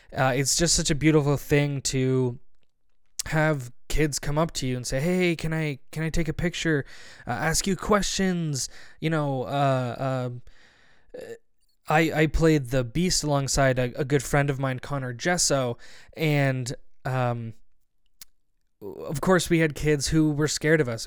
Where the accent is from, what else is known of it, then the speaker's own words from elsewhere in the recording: Barrie, Ontario, Canada; I'm from Barrie, Ontario